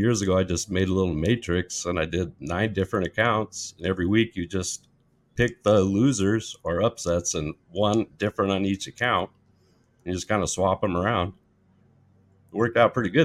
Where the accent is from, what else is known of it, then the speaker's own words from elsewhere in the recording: Lincoln, Nebraska, United States; moved away as an adult; now in Hawaii, United States; I grew up in Lincoln, Nebraska, so I'm a weary Husker fan